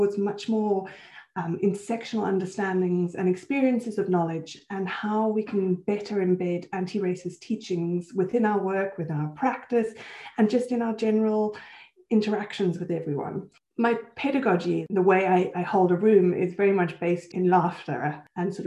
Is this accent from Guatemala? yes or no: no; Switzerland; also born or lived in Johannesburg, South Africa; now in United Kingdom; So I'm South African and Swiss. So I was born in Johannesburg and I had most of my schooling in Switzerland before I came to the UK